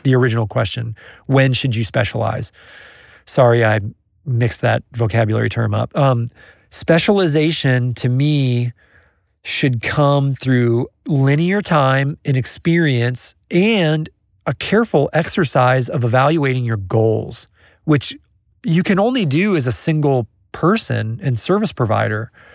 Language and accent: English; Kansas City, United States; I'm from Kansas City